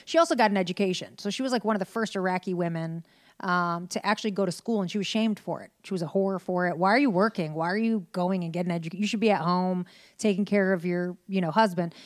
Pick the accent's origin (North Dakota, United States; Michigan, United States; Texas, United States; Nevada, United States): Michigan, United States; Detroit; I was born in Detroit, Michigan